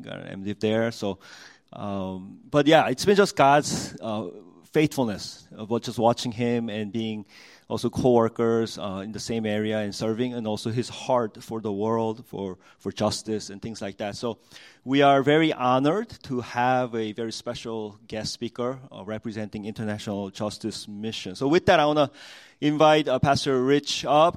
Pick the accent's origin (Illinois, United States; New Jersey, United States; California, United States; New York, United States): New Jersey, United States; growing up in Jersey